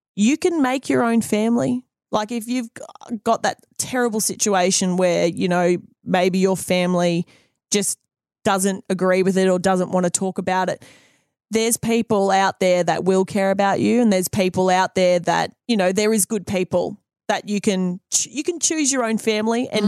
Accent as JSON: {"language": "English", "region": "Country Queensland", "country": "Australia", "tie": "born or raised there", "moved": "as an adult", "lives_now": "New Zealand", "said": "being an Aussie and then coming to New Zealand, I left Aussie"}